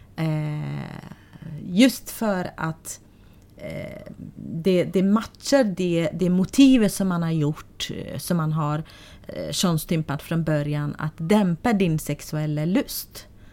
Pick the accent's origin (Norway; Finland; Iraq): Iraq; Sulaymaniyah, Iraqi Kurdistan, Kurdistan Region; Swedish is a second language; moved away as an adult; now in Sweden; jag är född i ett område i Sulaymaniyah län.